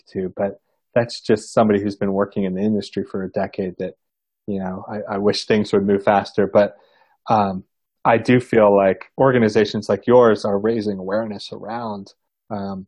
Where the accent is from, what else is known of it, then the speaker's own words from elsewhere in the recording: United States; being an American